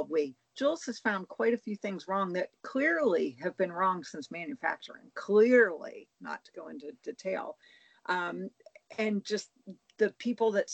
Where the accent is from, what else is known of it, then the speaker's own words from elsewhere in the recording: Pennsylvania, United States; I'm from Pennsylvania